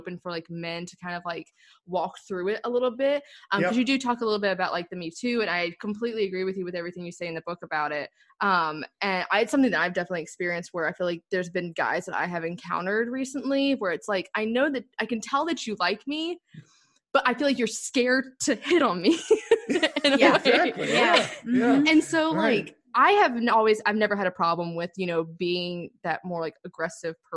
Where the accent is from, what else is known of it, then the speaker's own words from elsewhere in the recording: the South, United States; us both growing up in the South